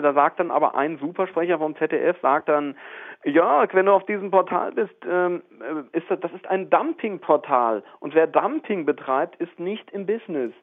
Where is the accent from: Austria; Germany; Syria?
Germany; Arnsberg, North Rhine-Westphalia; accent: Sauerland; now in Wiesbaden, Germany; ich falle jetzt in so einen sauerländischen Akzent rein